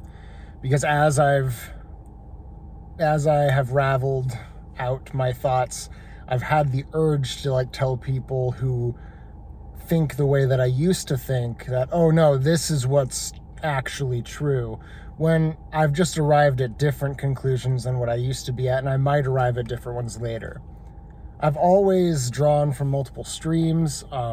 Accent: Findlay, Ohio, United States; I'm from Findlay, Ohio, and I've been a Raveler for a while now. I would say that I've been kind of deconstructing beliefs progressively over the past 12 years that I've been a Christian.

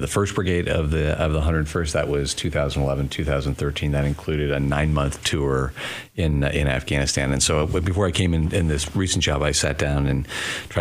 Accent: California, United States; moved away as an adult; I grew up in California

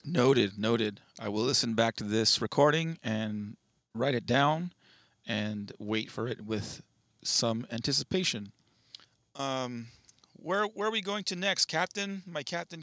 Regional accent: United States; I'm American

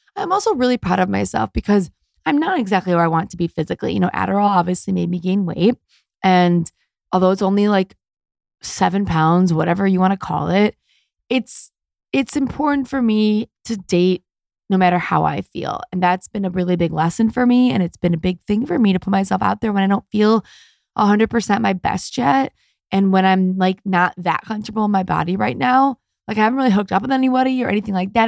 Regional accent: Detroit, Michigan, United States; now in Los Angeles, United States; I'm from America and I'm a Jewish girl from Detroit

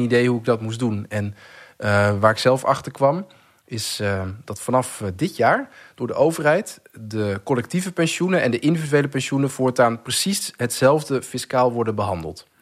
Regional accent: Netherlands

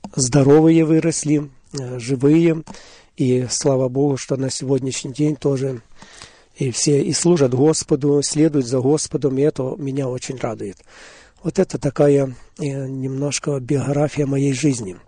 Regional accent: Hadiach, Poltava Oblast, Ukraine; now in Auburn, United States; я сам родился в Полтавской области, город Гадич, сразу в послевоенное время. Жили мы в очень разрушенном городе

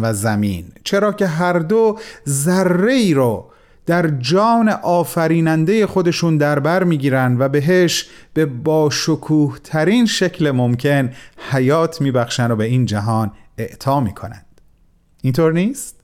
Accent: Iran; من به عنوان یک ایرانی

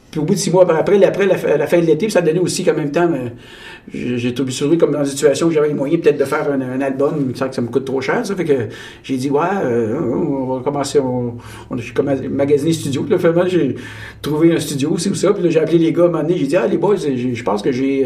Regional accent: Abitibi-Témiscamingue, Quebec, Canada; je suis né au, en Abitibi, au Témiscamingue, puis on, on, côtoyait un peu la, frontière euh, américaine, euh, ontarienne.

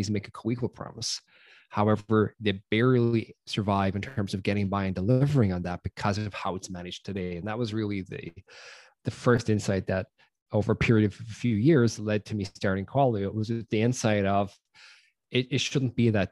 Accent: Ireland; moved away as an adult; now in Bay Area, United States; for those of you who can't tell by my accent, I grew up in Ireland before venturing out here to the Bay Area

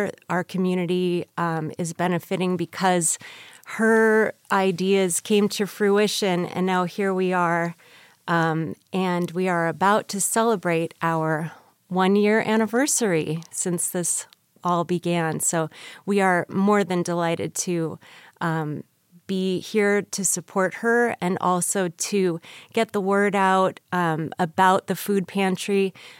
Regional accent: California, United States; now in Las Vegas, United States; So, we're actually new to UNLV. We are transplants from California, enjoying the program so much.

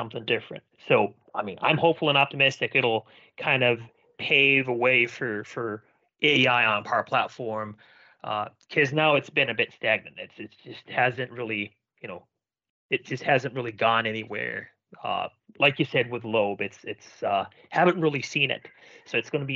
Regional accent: Finland; I'm from Finland

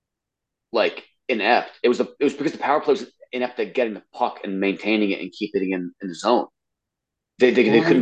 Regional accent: New York, United States; we are from New York

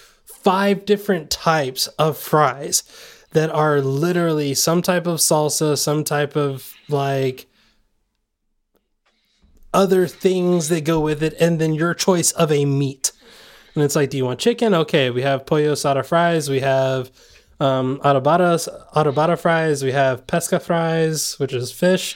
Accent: Southern California, United States

